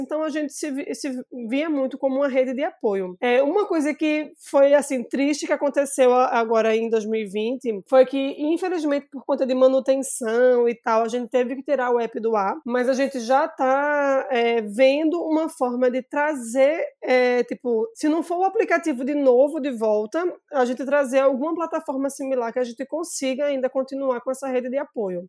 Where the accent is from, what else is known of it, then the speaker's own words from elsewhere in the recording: Recife, Pernambuco, Brazil; eu sou recifense, sou aqui de Pernambuco